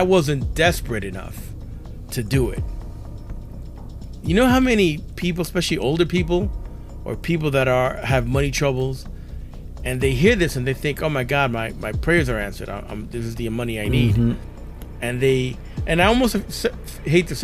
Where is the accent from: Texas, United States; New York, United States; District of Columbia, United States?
New York, United States; New York City; I grew up in New York City